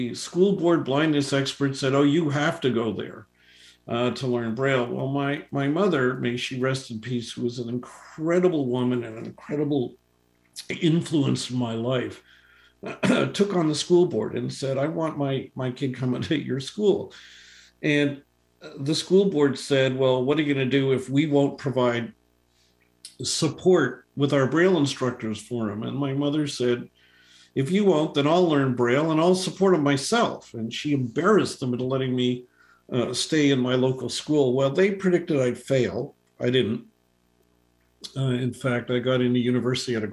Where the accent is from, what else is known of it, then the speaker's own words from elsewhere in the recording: Toronto, Ontario, Canada; I was born in Toronto back in 1957